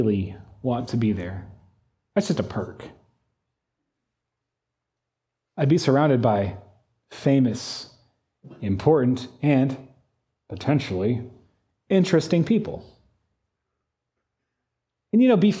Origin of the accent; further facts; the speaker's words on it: United States; I'm an American